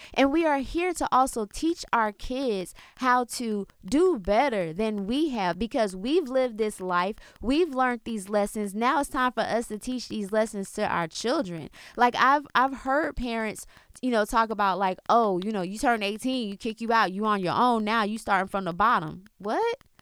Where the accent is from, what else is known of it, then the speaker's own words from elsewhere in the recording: South Florida, United States; I was born in Florida, born in South Florida, you know, but I have Jamaican roots because of my father and my grandmother being born there